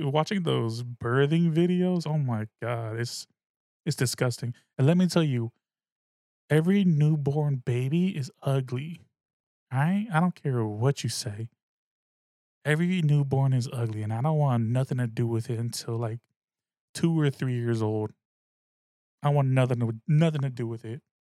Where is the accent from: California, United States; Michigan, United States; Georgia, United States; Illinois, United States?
California, United States; the Bay Area; I'm from the Bay. I'm a Bay motherfucker